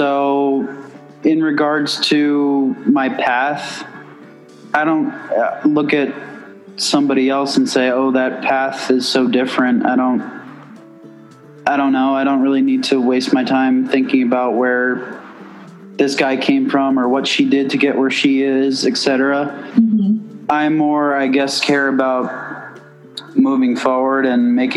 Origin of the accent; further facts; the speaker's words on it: outside of New York City, United States; Growing up outside of New York City